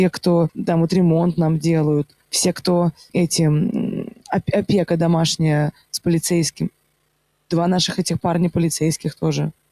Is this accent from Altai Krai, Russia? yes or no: no; Moscow, Russia; И это нет такого, что вот я, я москвичка, и очень часто так, ну, что ты знаешь? Ну, ну, куда ты лезешь? Ну, ты же из Москвы.